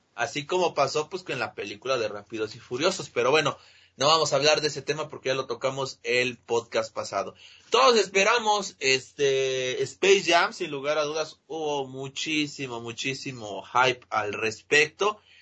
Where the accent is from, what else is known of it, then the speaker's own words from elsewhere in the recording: Mexico; para los que somos mexicanos